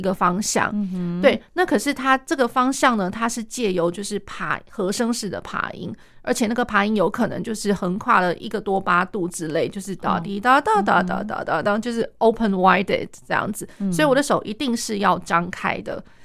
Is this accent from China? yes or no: no; Taiwan; 我们台湾这边的话